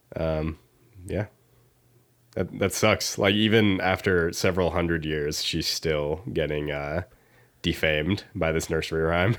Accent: Iowa, United States; I'm from Iowa.

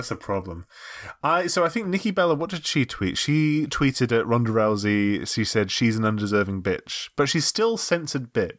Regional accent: United Kingdom; I'm British, and that's what we do.

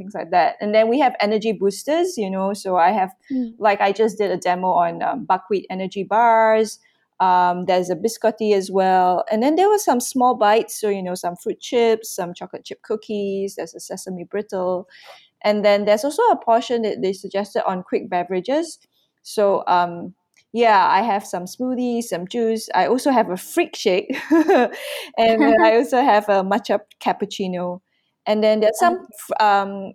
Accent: Malaysia; first language English; I have done one demo in Malay, which is our national language.

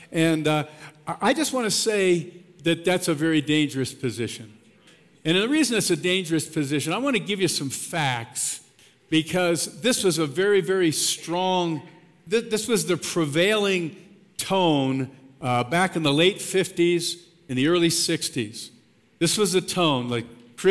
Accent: Pennsylvania, United States; now in Colorado, United States; I grew up in Pennsylvania, grew up a Penn State fan

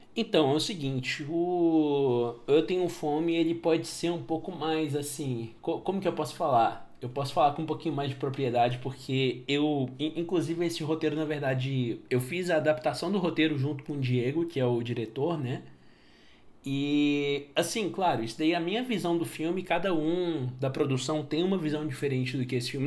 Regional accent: Patos de Minas, Minas Gerais, Brazil; na minha cidade natal, em Patos de Minas

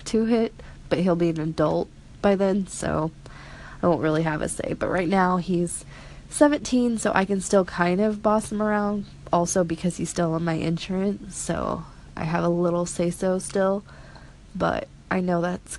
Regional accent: Missouri, United States; I'm from Missouri

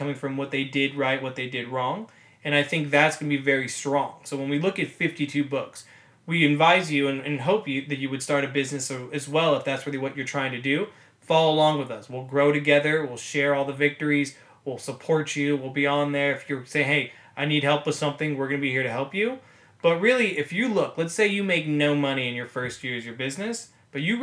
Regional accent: Los Angeles, California, United States; I'm born and raised in Los Angeles, California, which is where we're filming this right now, my room

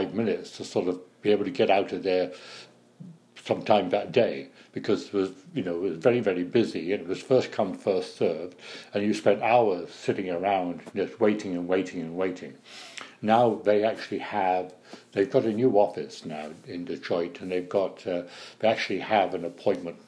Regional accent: United Kingdom; now in United States

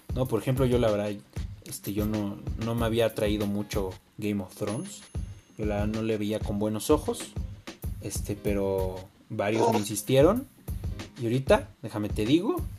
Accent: Mexico; todos somos mexicanos

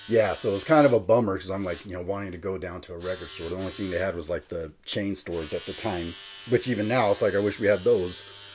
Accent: Fillmore, California, United States; also born or lived in Santa Paula; now in Lancaster, United States; I grew up in Fillmore

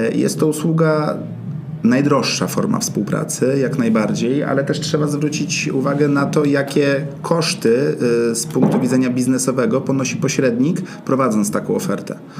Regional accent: Warsaw, Masovian Voivodeship, Poland; jestem z Ochoty i większość e, czasu swojego w pracy zajmuje mi praca na Ochocie

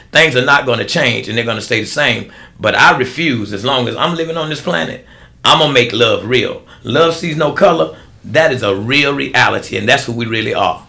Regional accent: United States; I grew up in America

